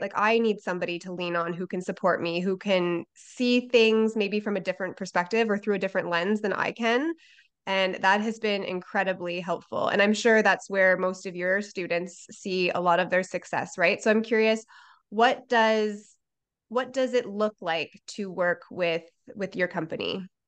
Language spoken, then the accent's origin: English; Canada; I'm from Canada